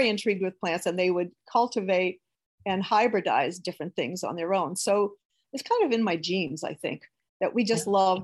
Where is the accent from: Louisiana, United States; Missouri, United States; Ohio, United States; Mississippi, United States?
Louisiana, United States; Houma; now in Hahnville, United States; I grew up in Houma